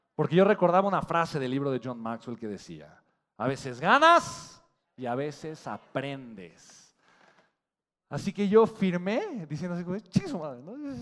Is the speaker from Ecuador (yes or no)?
no; Mexico; Los mexicanos tenemos potencial, tenemos hambre de crecer